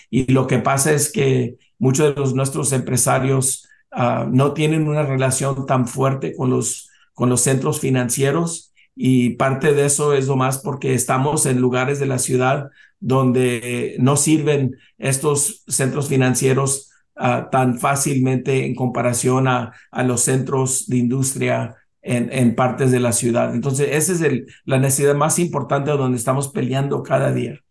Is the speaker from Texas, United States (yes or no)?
yes; Weslaco, Texas, United States; yo me nací, crié en Texas, en Sur Texas, 90% de la población es latina